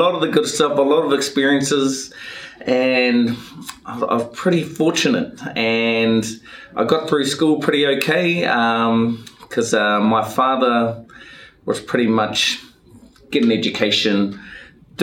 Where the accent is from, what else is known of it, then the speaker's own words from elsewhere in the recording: Warkworth, Auckland, New Zealand; born and raised in Warkworth. Big family, you know, Polynesian Māori family